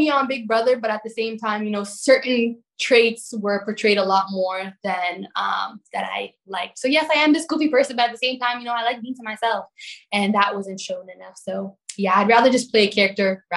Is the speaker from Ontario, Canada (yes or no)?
yes; Toronto, Ontario, Canada; now in St. Catharines, Canada; Toronto, my hometown